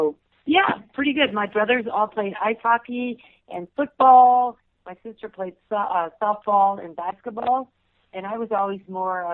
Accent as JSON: {"language": "English", "town": "Deerfield", "region": "Illinois", "country": "United States", "tie": "born or raised there", "also_born_or_lived": "Vicksburg, Mississippi / Oshkosh, Wisconsin / New Jersey", "moved": "as an adult", "lives_now": "Jackson Hole, United States", "said": "And then our parents moved us to a suburb of Chicago, Deerfield, Illinois, where I grew up all through high school"}